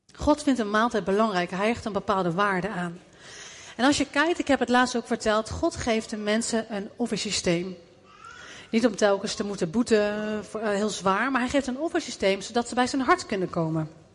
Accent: Netherlands

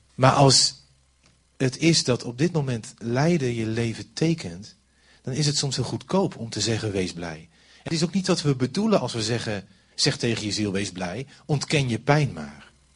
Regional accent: Overijssel, Netherlands; ik kom maar uit Overijssel

